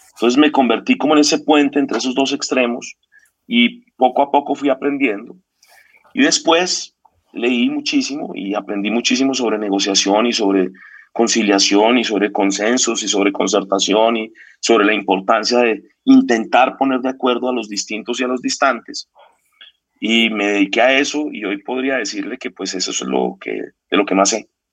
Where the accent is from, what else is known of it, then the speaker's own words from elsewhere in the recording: Bogotá, Colombia; éramos unos pues, chinos jóvenes de Bogotá